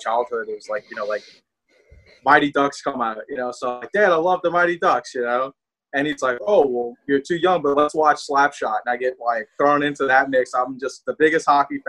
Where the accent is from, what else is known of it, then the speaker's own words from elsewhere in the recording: New Orleans, Louisiana, United States; accent: southern twang; I have a southern twang